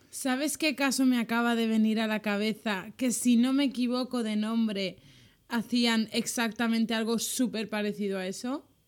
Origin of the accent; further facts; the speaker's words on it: Valencia, Valencian Community, Spain; para los que somos de Valencia